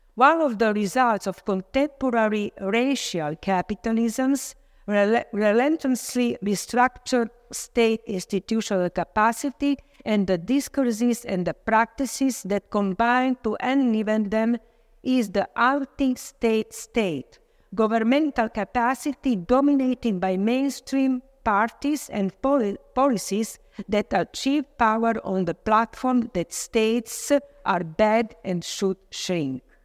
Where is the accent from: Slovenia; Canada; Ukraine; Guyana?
Slovenia; also born or lived in Vienna, Austria; I'm coming from Slovenia. I live there and work there